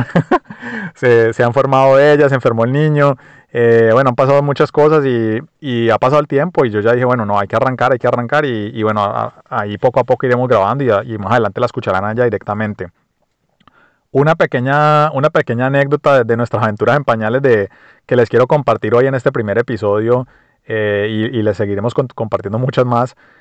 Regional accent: Colombia; moved away as an adult; also born or lived in United States / Mexico; now in Australia; nací en Colombia, me crié en Colombia, viví casi toda mi vida en Colombia y hoy en día vivo en, Australia del año 2014.

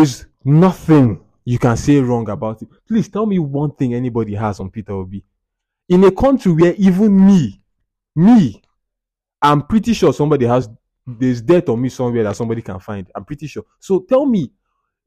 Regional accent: Abia, Nigeria; In my state, Abia

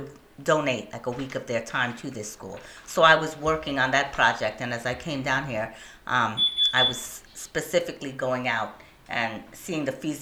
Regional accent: Trinidad & Tobago; moved away as an adult; now in Charlotte, United States; I was born and raised in Trinidad

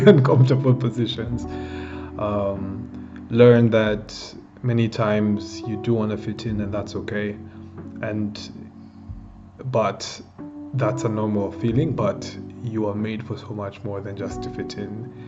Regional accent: Kenya; I'm 21 years old and I'm from Kenya and I'm an entrepreneur

